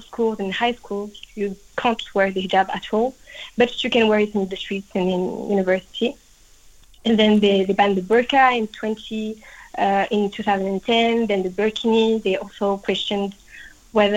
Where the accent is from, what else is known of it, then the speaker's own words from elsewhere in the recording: France; I was born and raised in France and I grew up with French people